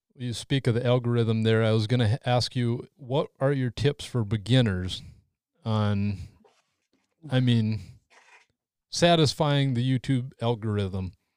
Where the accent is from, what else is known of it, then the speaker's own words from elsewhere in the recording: North Dakota, United States; my home state of North Dakota